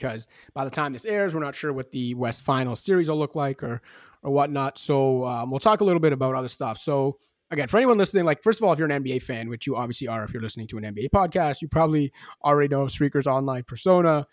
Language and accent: English; Canada; now in Toronto, Canada; I'm sitting here in Toronto. I'm a Canadian basketball fan